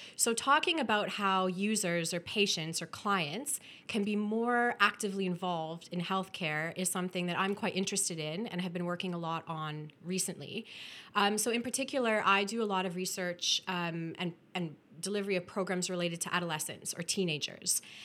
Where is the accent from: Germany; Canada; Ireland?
Canada; Welland, Ontario; moved away; I was born and raised in Welland